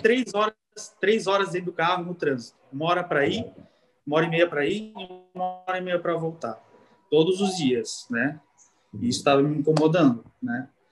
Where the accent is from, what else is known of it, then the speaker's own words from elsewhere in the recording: Timbó, Santa Catarina, Brazil; Eu sou de Timbó e eu trabalhava em Blumenau